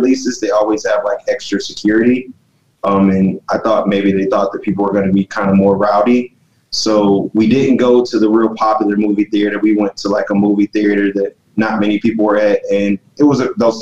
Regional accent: Los Angeles, California, United States; now in Georgia, United States; was born in Los Angeles, California, and I was there during the Rodney King riots

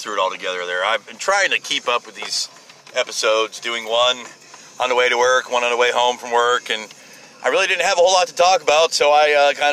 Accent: United States; as an American

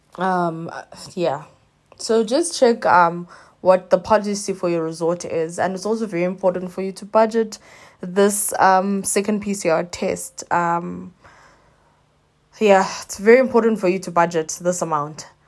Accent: South Africa; as a South African, you end up having to now do four P C R tests

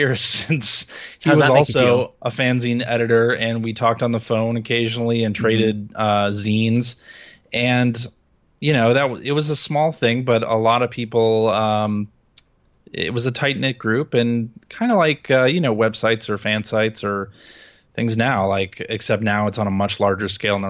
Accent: Chicago, Illinois, United States; I grew up in Chicago. That's right.

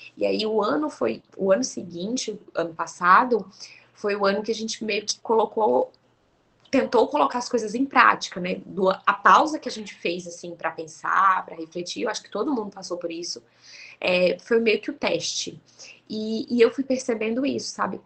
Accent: Goiânia, Goiás, Brazil; moved away as an adult; now in Bahia, Brazil; eu e meu marido, nós somos goianos

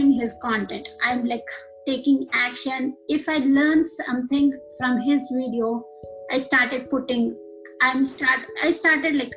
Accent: Andhra Pradesh, India; moved away as an adult; now in United States; I'm from India, Andhra Pradesh. I came to US for my master's.

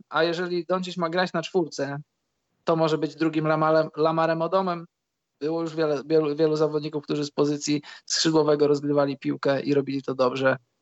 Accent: Świdnik, Lublin Voivodeship, Poland; u nas w Świdniku jest e, boisko przy szkole numer 4

